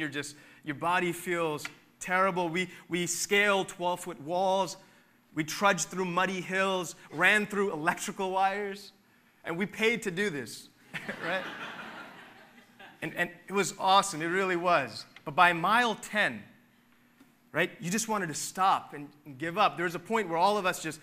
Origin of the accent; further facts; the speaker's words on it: Philadelphia, Pennsylvania, United States; growing up in Philly